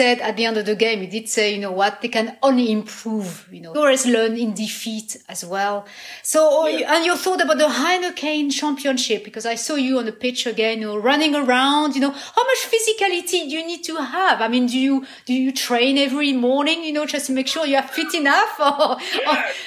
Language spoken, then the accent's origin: English; France; I was the only French